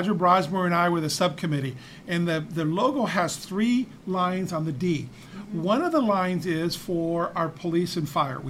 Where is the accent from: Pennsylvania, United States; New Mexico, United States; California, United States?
California, United States; Huntington Park; now in Downey, United States; when I grew up in Huntington Park